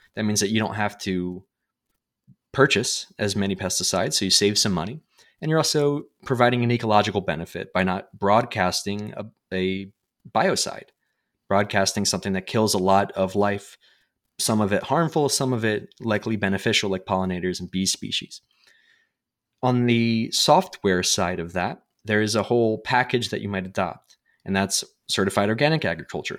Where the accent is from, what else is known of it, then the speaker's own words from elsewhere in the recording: United States; as an American